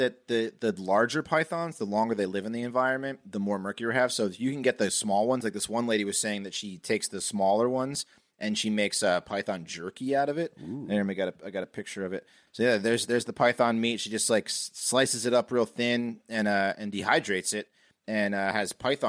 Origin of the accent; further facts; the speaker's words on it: Reston, Virginia, United States; I came from Reston to Herndon Middle, and it was a shock.